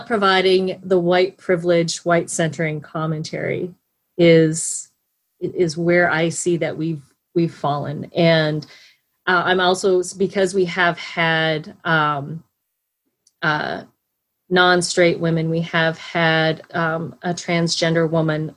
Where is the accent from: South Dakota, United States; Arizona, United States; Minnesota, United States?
South Dakota, United States; growing up in South Dakota.